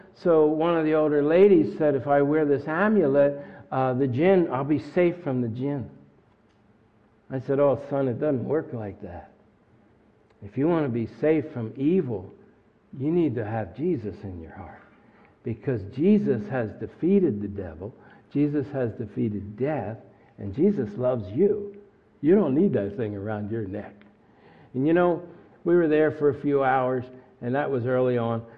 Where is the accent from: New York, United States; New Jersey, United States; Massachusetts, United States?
New Jersey, United States; Camden; I was born in Camden